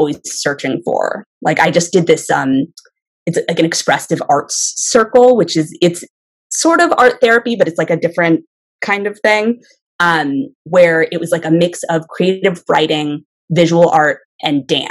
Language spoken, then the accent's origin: English; Connecticut, United States; now in Florida, United States; I grew up in Connecticut, and I spent a lot of time in the woods.